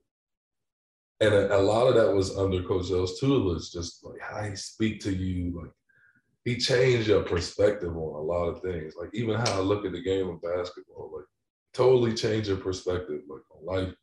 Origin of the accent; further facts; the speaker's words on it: New Jersey, United States; moved away as an adult; now in Denver, United States; I'm from New Jersey